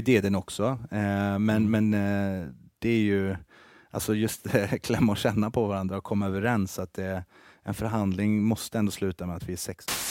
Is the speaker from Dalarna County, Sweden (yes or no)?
no; Karlstad, Värmland, Sweden; moved away as an adult; also born or lived in Helsingborg; now in Stockholm, Sweden; jag är uppväxt i Karlstad eh, i Värmland